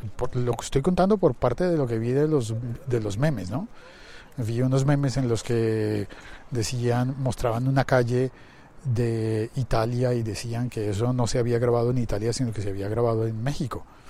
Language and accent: Spanish; Colombia; como colombiano